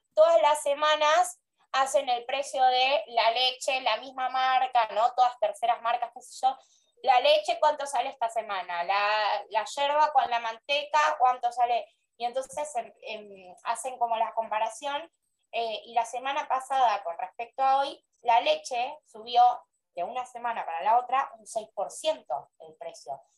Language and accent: Spanish; Argentina; mi país